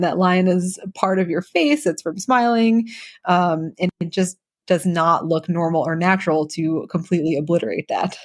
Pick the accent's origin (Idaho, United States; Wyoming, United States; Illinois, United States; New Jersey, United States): New Jersey, United States; moved away as an adult; also born or lived in New York / Birmingham, Alabama; now in Nashville, United States; I'm from New Jersey, so um, I wanted to be there for my my residency training close to home.